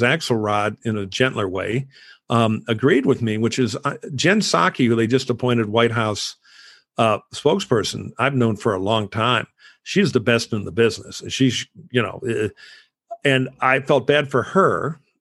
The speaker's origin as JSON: {"language": "English", "town": "Detroit", "region": "Michigan", "country": "United States", "tie": "born or raised there", "said": "I grew up around those in Detroit."}